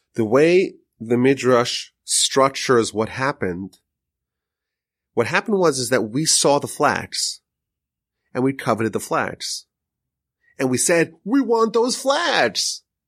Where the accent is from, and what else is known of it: United States